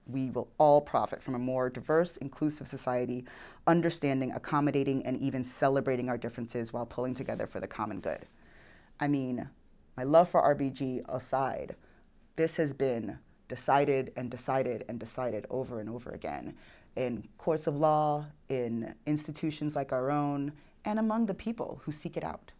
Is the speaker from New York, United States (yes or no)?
yes; New York City, New York, United States; accent: New York; moved away as an adult; also born or lived in Houston, Texas; now in Oklahoma, United States; I grew up in New York City, at the time, most diverse county in America